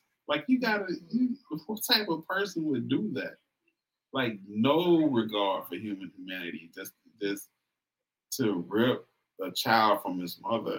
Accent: West Coast, United States; I'm from the West Coast

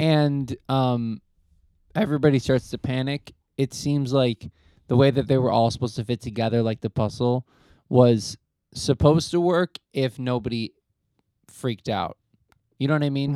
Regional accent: United States; as an American

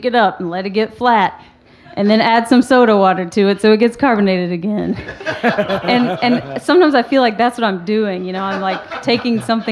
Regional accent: Appalachia, Tennessee, United States

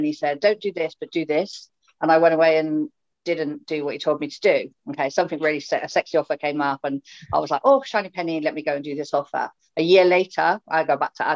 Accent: Swindon, South West England, United Kingdom; from Swindon

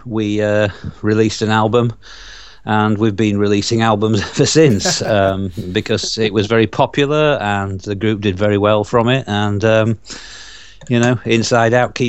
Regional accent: Yorkshire and the Humber, United Kingdom; accent: Yorkshire; my Yorkshire accent

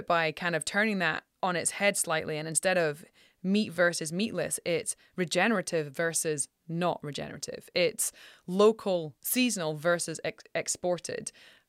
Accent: Scotland, United Kingdom; Like I remember, I'm from Scotland and I'm 44.

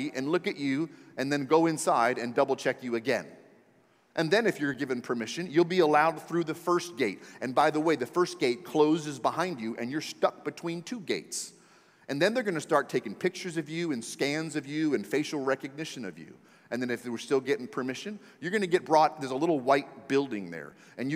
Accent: Maryland area, United States; moved away; I'm from the Maryland area, right side of Washington, D.C.

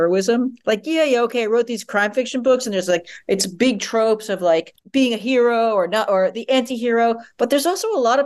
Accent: New York, United States; growing up in New York, being in New York for most of my adult life

